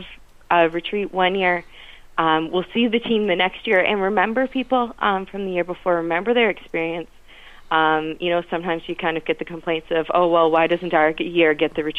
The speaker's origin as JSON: {"language": "English", "area": "east coast of Canada", "region": "Atlantic Canada", "country": "Canada", "tie": "born or raised there", "moved": "as an adult", "lives_now": "Ireland", "said": "I grew up on the east coast of Canada"}